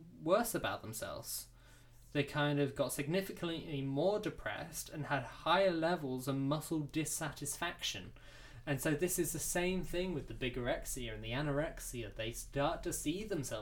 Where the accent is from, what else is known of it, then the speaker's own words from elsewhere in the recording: United Kingdom; We're British